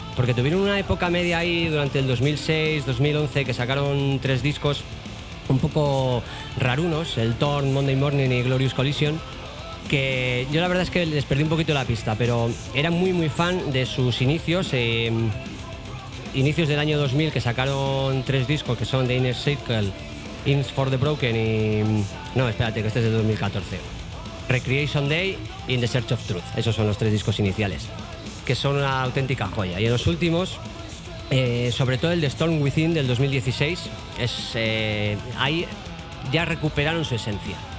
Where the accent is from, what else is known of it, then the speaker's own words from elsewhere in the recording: northern Spain, Spain; somos, o sea, somos de allí